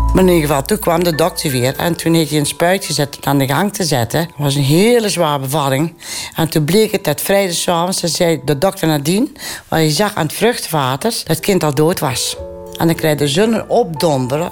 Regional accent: Venhorst, North Brabant, Netherlands; also born or lived in Erp; Ik ben in Venhorst geboren. Een klein boerenlandje, dorpje denk ik toen 3000 inwoners.

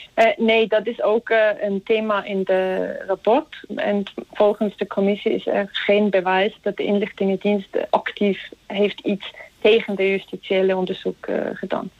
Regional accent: Zug, Switzerland; Dutch is a second language; also born or lived in Utrecht; in Toek. Dat is trouwens ook waar ik vandaan kom

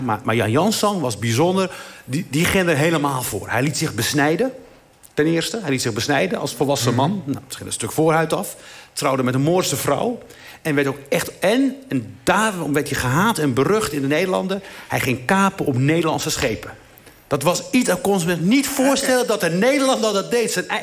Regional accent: Igazazen, Morocco; moved away; van waar ik ben, waar ik ben geboren, in het dorpje Igazazen.

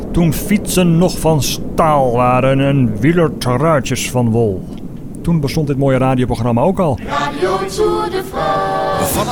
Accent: North Holland, Netherlands; Ik was toen een jaar of 10, 12 en toen heb ik ontmoet daar thuis bij ons in het Noord-Holland, in het Noord-Hollandse Dreven, een zekere Jack van Dam.

